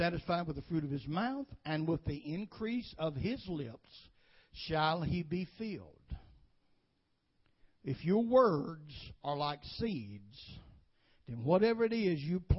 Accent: United States; I was born and bred in Woodbine area

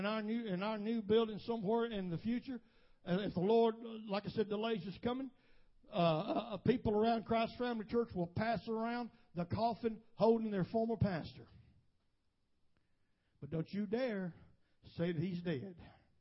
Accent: United States

